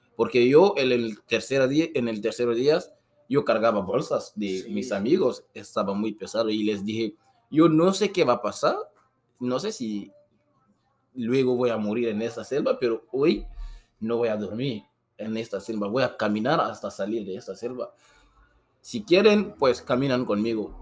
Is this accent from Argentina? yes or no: no; Guinea; Spanish is a second language; moved away as an adult; also born or lived in Brazil; now in Tijuana, Mexico; Esta persona también venía de mi país, de Guinea